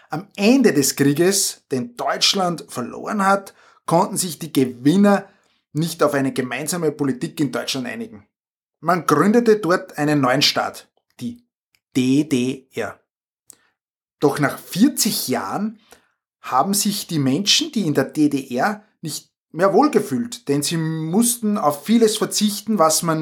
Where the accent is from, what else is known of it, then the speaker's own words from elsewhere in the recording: Austria; wir sind ja Österreicher, wie man unschwer hört, aber trotzdem näher der Grenze